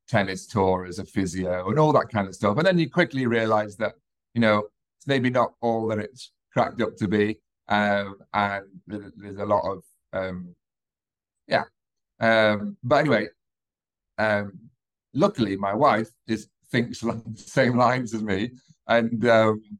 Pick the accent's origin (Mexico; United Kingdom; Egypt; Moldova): United Kingdom; accent: British; moved away as an adult; also born or lived in New Zealand / Canada; now in United Arab Emirates; hopefully you can tell from my accent, I'm British